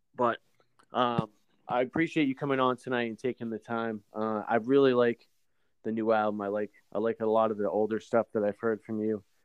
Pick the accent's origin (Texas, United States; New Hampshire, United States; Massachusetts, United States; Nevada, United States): New Hampshire, United States; moved away; I'm, I'm originally from New Hampshire